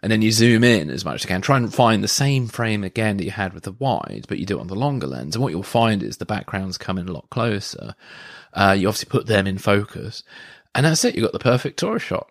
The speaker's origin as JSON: {"language": "English", "town": "Guildford", "region": "South East England", "country": "United Kingdom", "tie": "born or raised there", "said": "when I was living in Guildford, um, and I did some f- freelance film work. Um, at the Surrey University"}